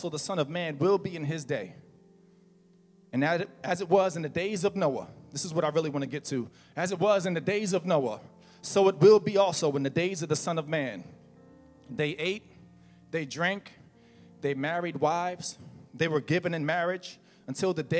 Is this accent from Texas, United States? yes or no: no; New Jersey, United States; now in Florida, United States; I'm from New Jersey and we have lakes, we have ponds